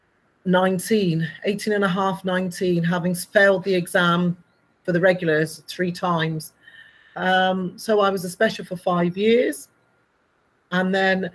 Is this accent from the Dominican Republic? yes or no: no; Bristol, South West England, United Kingdom; I grew up in Bristol